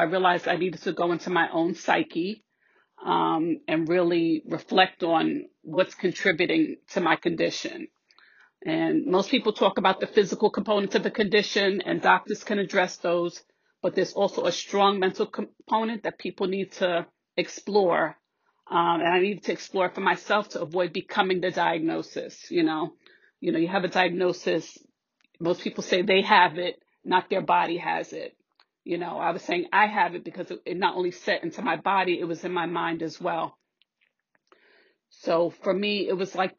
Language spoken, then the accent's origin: English; New York City, New York, United States; now in Westchester County, United States; I'm originally from the Bronx, currently living in Westchester